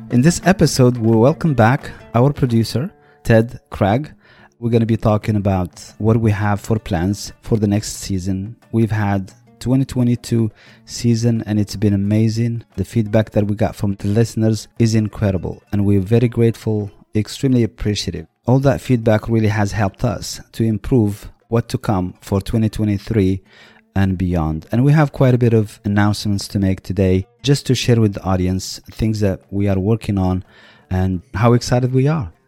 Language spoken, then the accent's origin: English; Marrakesh, Marrakesh-Safi, Morocco; now in United States; we are from Marrakesh